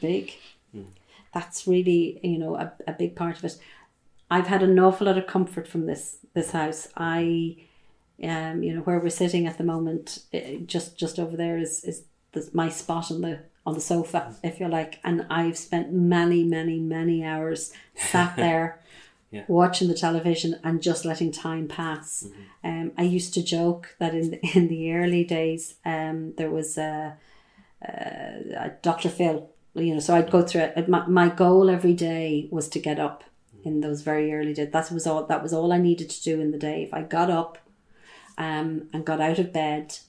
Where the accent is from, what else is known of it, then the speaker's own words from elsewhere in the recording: Ballinkillen, Ireland; And I'm from Ballinkillen. I grew up in Ballinkillen